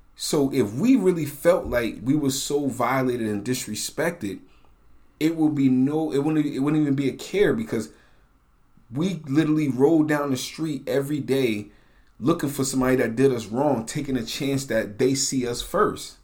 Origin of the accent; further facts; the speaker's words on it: United States; also born or lived in New Jersey / New York; growing up in New Jersey in the eighties and nineties or New York?